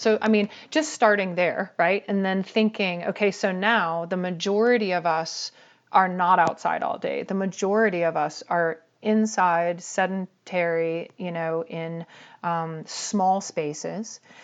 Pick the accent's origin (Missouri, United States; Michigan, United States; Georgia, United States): Georgia, United States; Atlanta; I grew up in Atlanta in the seventies